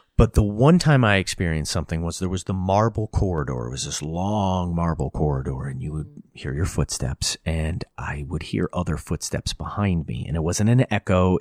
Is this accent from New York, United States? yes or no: yes; Hudson Valley, New York, United States; I grew up in the Hudson Valley